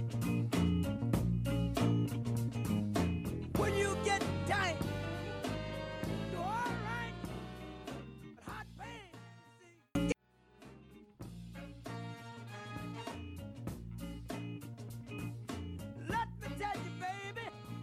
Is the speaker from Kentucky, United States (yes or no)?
yes; La Grange, Kentucky, United States; We grew up together in LaGrange